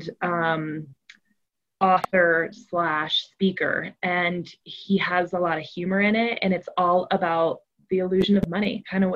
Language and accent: English; Colorado, United States; I grew up in Colorado, similar to Sarah, in kind of like a very blue collar family